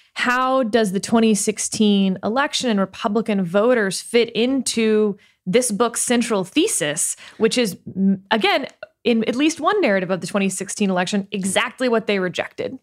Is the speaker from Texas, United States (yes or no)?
yes; Richmond, Texas, United States; I grew up in Fort Bend County outside of Houston.